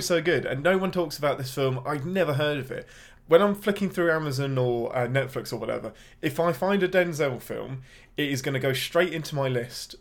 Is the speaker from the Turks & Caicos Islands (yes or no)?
no; England, United Kingdom; I'm your Englishman